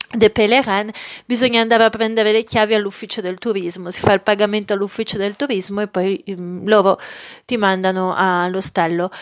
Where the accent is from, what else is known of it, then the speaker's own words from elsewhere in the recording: Milan, Lombardy, Italy; per me che sono milanese